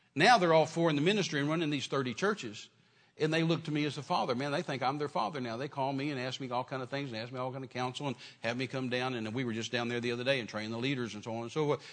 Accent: United States; we're in America, so as an American

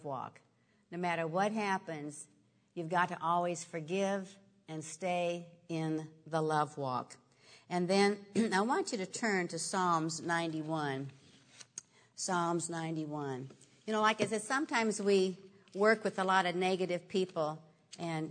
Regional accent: Nebraska, United States; I grew up in Nebraska, and I used to have a big garden.

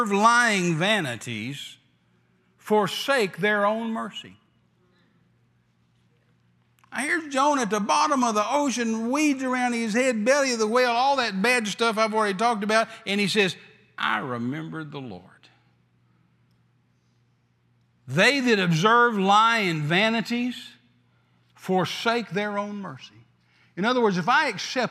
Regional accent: the South, United States; I'm from the South

